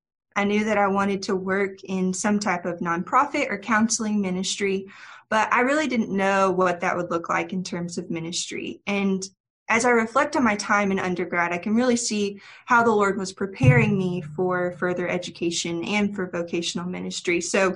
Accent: St. Louis, Missouri, United States; moved away; I am originally from St. Louis, Missouri. My family lives there. I have two younger siblings who live there. My extended family is from Southern Illinois, so I am a true Midwesterner at heart.

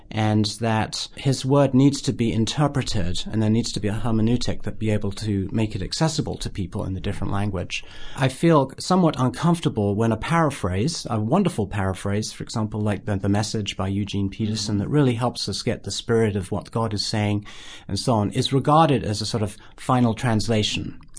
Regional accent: United Kingdom; I'm British

